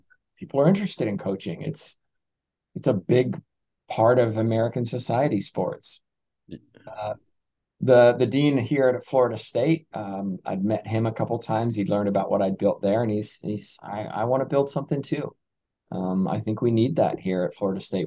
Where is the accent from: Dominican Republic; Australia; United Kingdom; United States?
United Kingdom; England; moved away as an adult; I'm originally from England, which you you probably don't know from my accent, but I came over here in 2004, so I came through a British sports system.